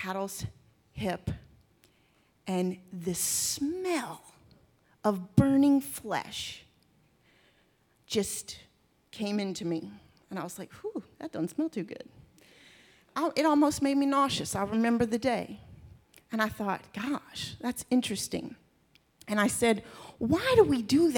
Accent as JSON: {"language": "English", "region": "Texas", "country": "United States", "tie": "born or raised there", "also_born_or_lived": "Maryland", "said": "when I was 6 years old. And God picked up our family. We moved from Maryland to Texas"}